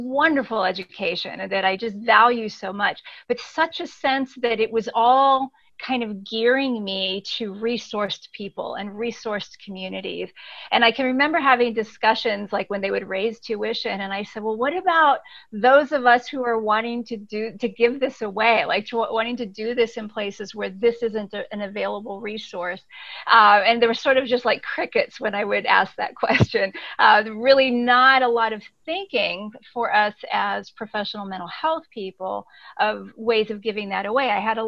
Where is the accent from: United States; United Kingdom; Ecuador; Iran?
Ecuador; So I grew up cross-culturally my entire life. My parents were missionaries. I grew up in Ecuador and grew up with this experience of being suspended between cultures in a way.